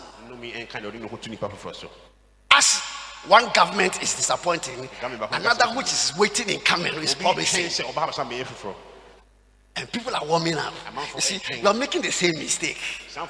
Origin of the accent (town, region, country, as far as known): Ghana